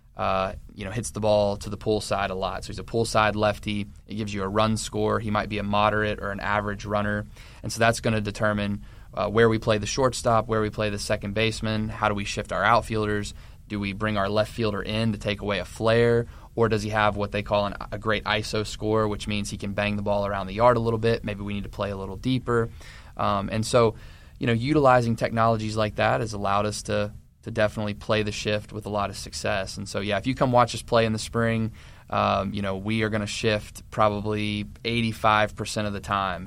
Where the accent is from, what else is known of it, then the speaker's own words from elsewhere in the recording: Maryville, Tennessee, United States; moved away as an adult; now in West Virginia, United States; I'm originally from Knoxville, Tennessee, or Maryville, which is a suburb of Knoxville